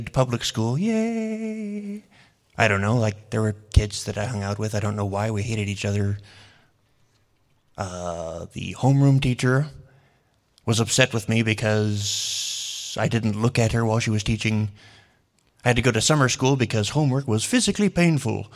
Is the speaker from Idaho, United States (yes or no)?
yes; Boise, Idaho, United States; I was born here in Boise